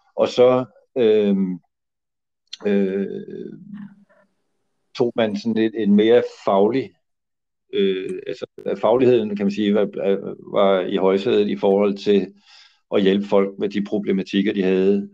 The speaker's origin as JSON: {"language": "Danish", "town": "Copenhagen", "region": "Capital Region of Denmark", "country": "Denmark", "tie": "born or raised there", "said": "jeg er jo også miljøskadet af min opvækst inde på Nørrebro"}